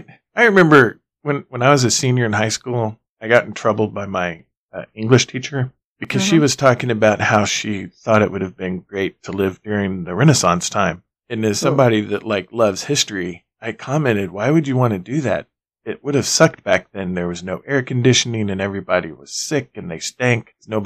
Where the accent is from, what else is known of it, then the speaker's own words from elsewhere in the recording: United States; Growing up in America, well, for the most part, if you grow up in New York City, you probably have a different viewpoint. But for the most part, growing up in America, we don't necessarily realize how the rest of the world sort of has to deal with things.